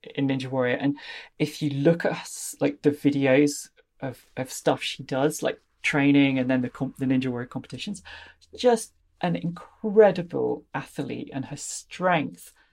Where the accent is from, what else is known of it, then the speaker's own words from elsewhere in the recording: Leicestershire, East Midlands, United Kingdom; I come from Leicestershire in the, the middle of England